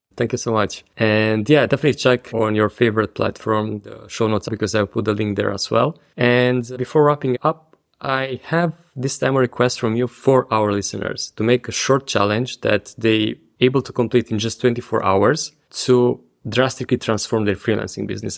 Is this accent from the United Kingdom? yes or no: no; Romania; moved away; my home country, to Romania.